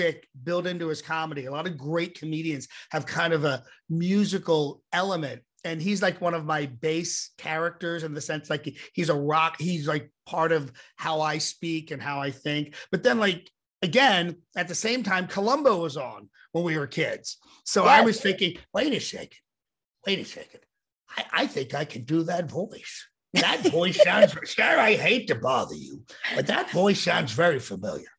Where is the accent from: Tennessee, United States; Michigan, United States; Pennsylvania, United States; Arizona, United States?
Pennsylvania, United States; Ambler; I grew up in Ambler, which you know of, and I grew up in the row home section